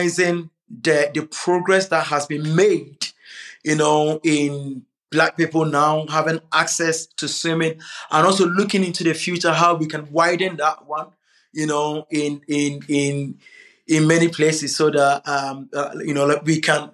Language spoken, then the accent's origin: English; Kumasi, Ashanti, Ghana; now in London, United Kingdom; I grew up in Ghana, Kumasi